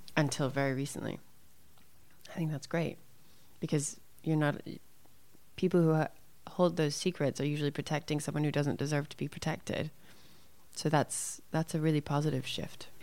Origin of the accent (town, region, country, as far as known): Santa Fe, New Mexico, United States; born or raised there; also born or lived in Arizona